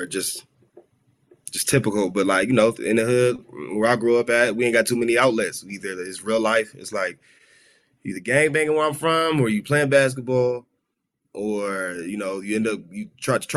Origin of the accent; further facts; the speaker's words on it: Los Angeles, California, United States; I grew up in South Central. Okay. L.A.